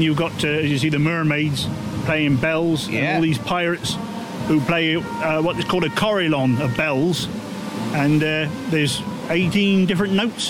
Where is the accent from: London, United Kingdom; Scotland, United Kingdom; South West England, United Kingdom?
South West England, United Kingdom; Praze-an-Beeble; I come from Prasans.